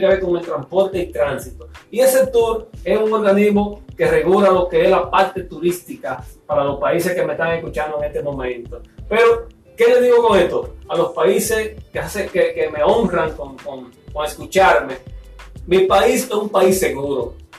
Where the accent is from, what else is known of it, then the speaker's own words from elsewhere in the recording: Dominican Republic; aquí en mi país, República Dominicana